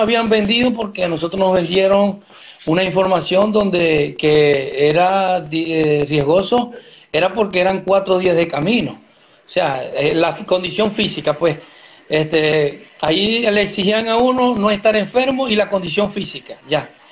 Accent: Venezuela; moved away as an adult; volver atrás a Venezuela no, no, no es la opción porque salimos de Venezuela

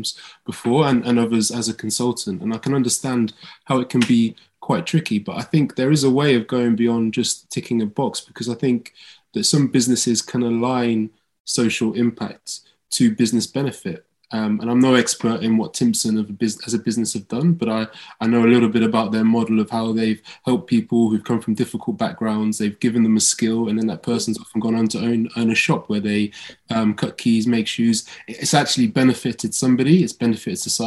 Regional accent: Northampton, East Midlands, United Kingdom; also born or lived in Oxford; growing up in Northampton, going to my local school

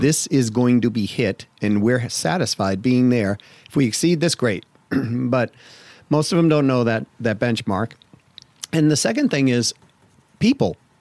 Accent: Massachusetts, United States; I grew up in Massachusetts

